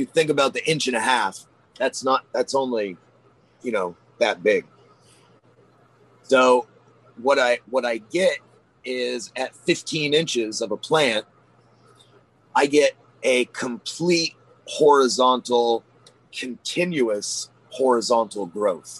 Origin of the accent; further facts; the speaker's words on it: Maine, United States; I'm from Maine